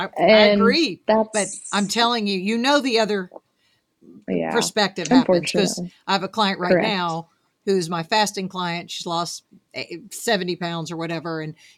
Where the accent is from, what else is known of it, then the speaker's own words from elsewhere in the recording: Arkansas, United States; I'm from Arkansas.